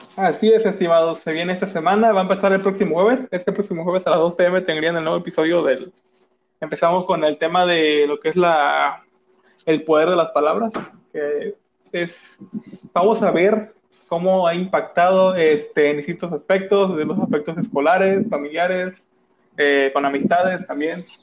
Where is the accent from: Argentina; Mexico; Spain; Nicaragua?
Mexico; todos somos mexicanos